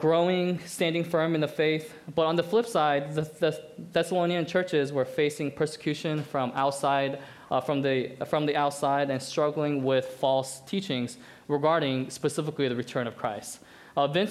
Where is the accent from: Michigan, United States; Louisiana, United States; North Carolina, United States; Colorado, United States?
Colorado, United States; moved away; I'm from Colorado.